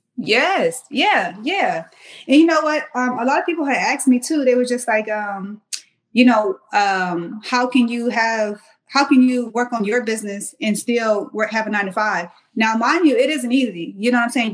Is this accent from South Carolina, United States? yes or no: yes; Mount Pleasant, South Carolina, United States; moved away as an adult; also born or lived in Washington, District of Columbia, United States; I'm from Mount Pleasant, South Carolina